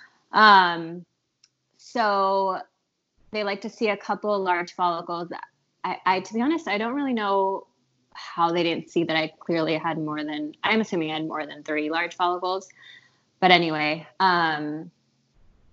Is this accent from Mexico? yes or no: yes; Mexico City, Mexico; now in San Diego, United States; I'm originally from Mexico City